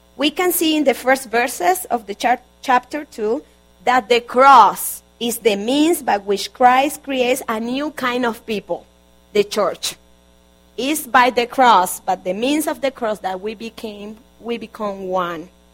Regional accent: Barranquilla, Atlántico, Colombia; moved away; I'm from Colombia. Originally, I was born in Barranquilla, Colombia

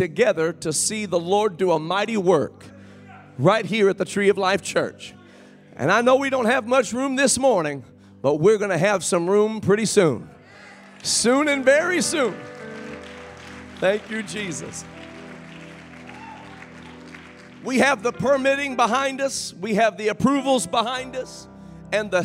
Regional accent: Kokomo, Indiana, United States; Brother Kuntzman and I grew up together in Kokomo, Indiana

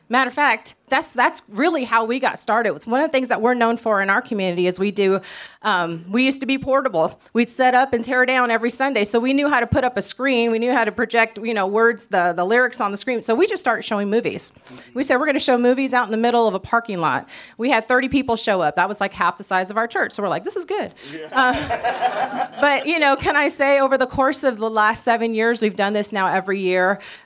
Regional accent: California, United States; now in Mississippi, United States; because here we're from California and we're in the South.

